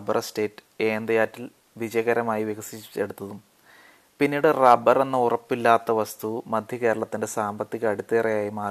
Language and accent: Malayalam; Alunthara, Kerala, India; ആലുന്തറ എന്നൊരു കൊച്ചു ഗ്രാമത്തിലാണ് ഞാൻ ജനിച്ചു വളർന്നത്